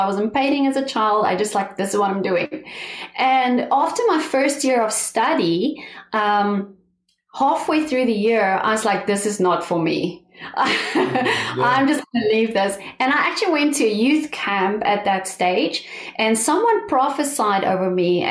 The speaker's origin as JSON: {"language": "English", "country": "South Africa", "moved": "as an adult", "lives_now": "Oklahoma, United States", "said": "I'm originally from South Africa. I moved to America about 5 years ago"}